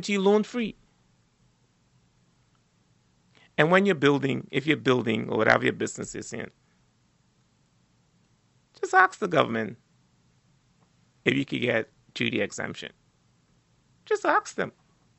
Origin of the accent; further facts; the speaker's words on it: Turks & Caicos Islands; growing up in South Caicos